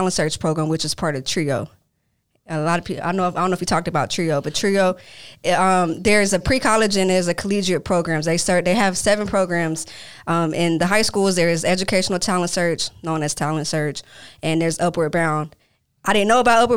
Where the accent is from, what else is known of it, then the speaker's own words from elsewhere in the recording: Grand Prairie, Texas, United States; I'm from Dalworth in Grand Prairie, Texas